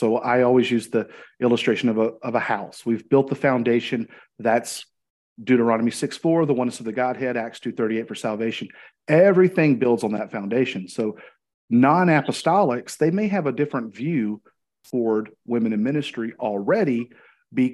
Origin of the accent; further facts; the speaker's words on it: Arkansas, United States; I'm from Arkansas, live in the city of Cabot